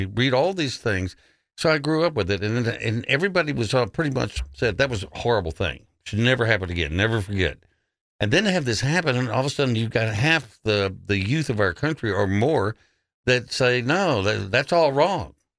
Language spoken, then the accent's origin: English; Odessa, Texas, United States; now in Memphis, United States; There was probably three Jewish families in Odessa where I grew up.